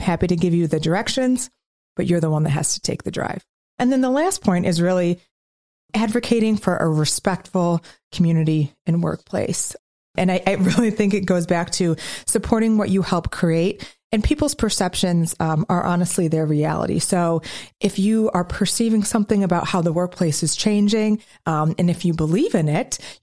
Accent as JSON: {"language": "English", "region": "Midwest", "country": "United States", "said": "as a Midwesterner"}